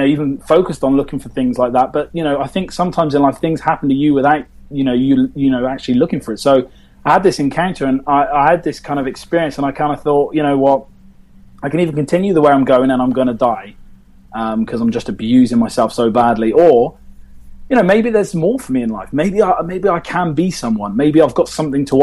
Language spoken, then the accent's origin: English; England, United Kingdom; being British